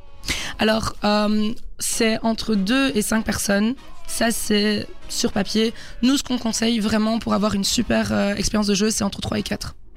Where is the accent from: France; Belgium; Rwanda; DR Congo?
Belgium; Brussels, Brussels-Capital Region; je viens de Bruxelles